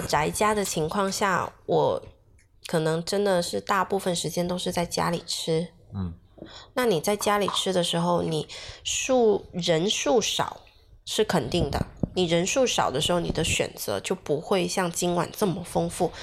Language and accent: Chinese; Guangdong, China; 我们潮汕这边牛肉丸、墨斗丸、虾枣